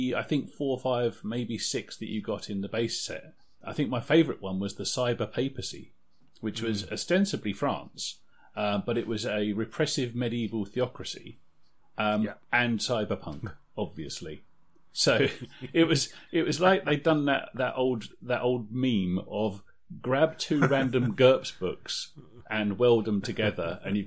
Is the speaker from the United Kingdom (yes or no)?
yes; United Kingdom; we're British